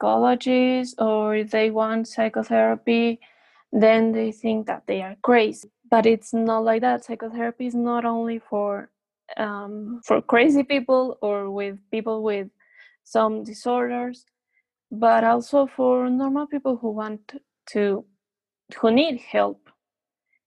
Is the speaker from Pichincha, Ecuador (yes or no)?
yes; Quito, Pichincha, Ecuador; I've studied here in Ecuador. I was born in Quito, Ecuador, which is the capital city.